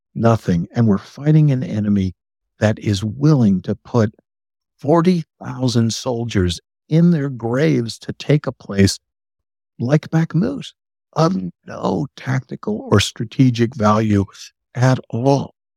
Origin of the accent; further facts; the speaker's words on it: Mississippi, United States; I am from Mississippi